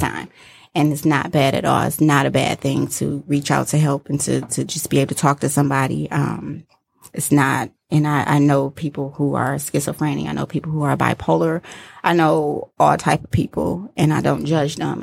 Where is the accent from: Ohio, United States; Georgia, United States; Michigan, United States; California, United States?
Michigan, United States; Detroit; I grew up in Detroit, uh, near Shane and ninety-four, so the east